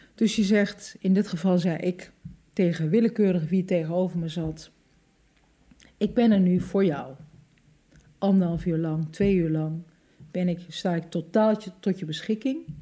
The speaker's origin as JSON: {"language": "Dutch", "town": "Hengelo", "region": "Overijssel", "country": "Netherlands", "tie": "born or raised there", "said": "ik ben geboren in Hengelo en ik, wij woonden mijn hele leven lang in de sterrenbuurt"}